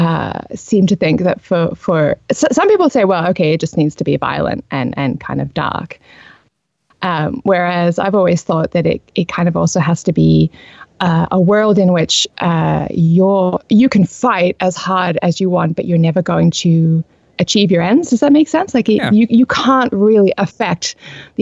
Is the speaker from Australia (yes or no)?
yes; Australia; accent: Australian; I'm Australian. I have lived here all my life.